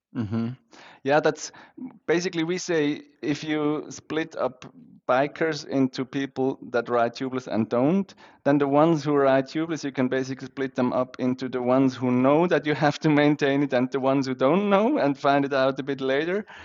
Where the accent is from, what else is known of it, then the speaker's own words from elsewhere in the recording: Switzerland; I grew up in Switzerland